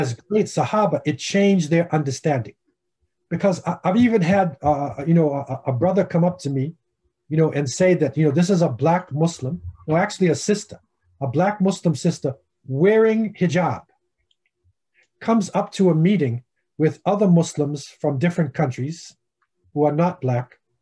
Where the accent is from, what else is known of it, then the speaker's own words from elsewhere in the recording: United States; I'm Afro American